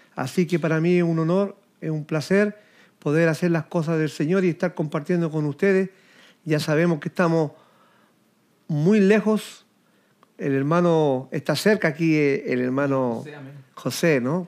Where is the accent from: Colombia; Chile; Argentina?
Chile